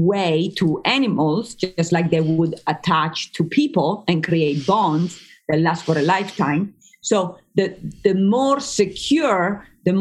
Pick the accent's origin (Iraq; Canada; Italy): Italy; Emilia-Romagna; English is a second language; moved away as an adult; now in United States; I grew up in Italy for the first 20 years of my life